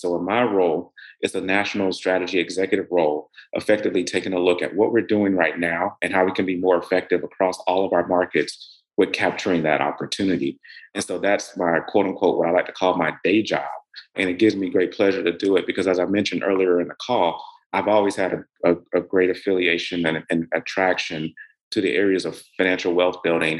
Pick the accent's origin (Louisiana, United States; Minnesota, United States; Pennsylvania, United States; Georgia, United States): Georgia, United States; Middle; also born or lived in Atlanta, Georgia; I grew up in Middle Georgia